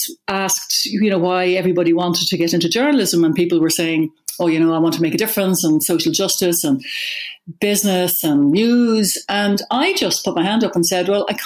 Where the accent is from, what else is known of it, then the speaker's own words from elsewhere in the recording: Dún Laoghaire, Leinster, Ireland; also born or lived in New York; I grew up in Dunleary